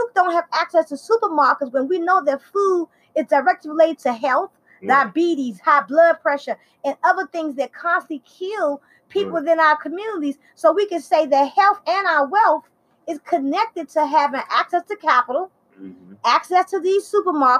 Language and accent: English; Washington, District of Columbia, United States; I'm from Southeast Washington, D.C.